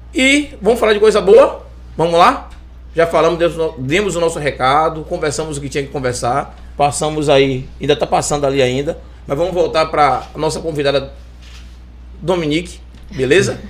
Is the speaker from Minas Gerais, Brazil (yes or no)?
no; Salvador, Bahia, Brazil; now in Lauro de Freitas, Brazil; Eu, como bom baiano, tenho 46 anos. Nasci aqui na Bahia, nasci em Salvador, né? moro aqui em Lauro há mais de 30